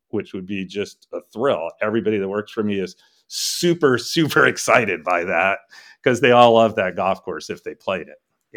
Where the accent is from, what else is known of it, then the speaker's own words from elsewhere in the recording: Connecticut, United States; moved away as an adult; also born or lived in New York City; now in Traverse City, United States; I'm really from the East Coast. I was born in New York City and grew up in Connecticut, but I came out here